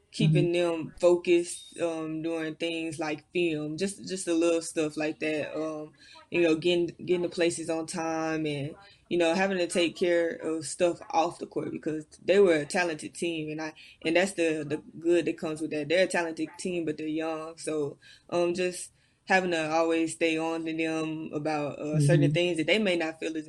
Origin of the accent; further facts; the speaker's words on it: Arkansas, United States; moved away as an adult; I initially went to Arkansas because, like I said, I'm from Arkansas. I wanted to play for my home state